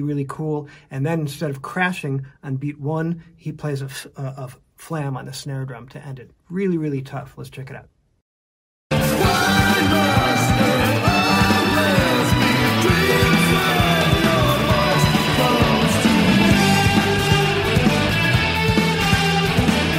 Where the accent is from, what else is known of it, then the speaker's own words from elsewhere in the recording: Chicago, Illinois, United States; growing up in Chicago